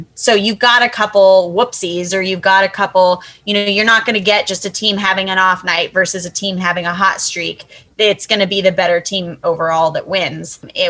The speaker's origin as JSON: {"language": "English", "country": "United States", "said": "I am an American"}